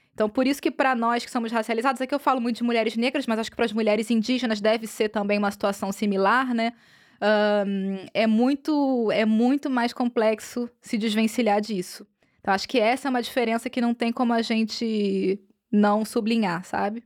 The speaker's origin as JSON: {"language": "Portuguese", "country": "Brazil", "moved": "yes", "lives_now": "Europe", "said": "enquanto brasileiras"}